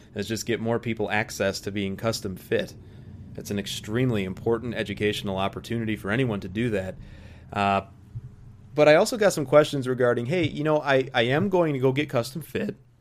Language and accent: English; United States; an American golf fan